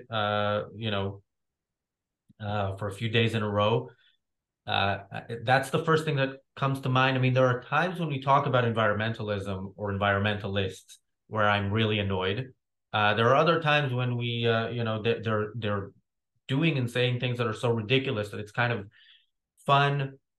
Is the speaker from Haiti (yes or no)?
no; Israel; moved away; also born or lived in United States; I'm from Israel. I can watch the news from Israel, and it's a topic that I'm already knowledgeable about just because I grew up in it.